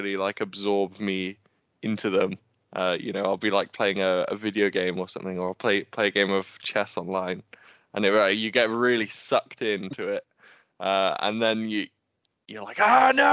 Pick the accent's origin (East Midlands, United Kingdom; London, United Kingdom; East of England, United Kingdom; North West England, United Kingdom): East Midlands, United Kingdom; Nottingham; I'm from Nottingham